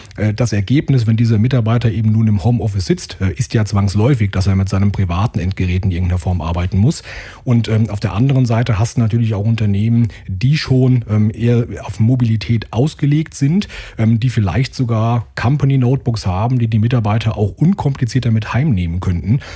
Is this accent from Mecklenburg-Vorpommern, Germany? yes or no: no; Limburg an der Lahn, Hesse, Germany; Also ich komme hier aus Hessen, ja, aus dem schönen Limburg an der Lahn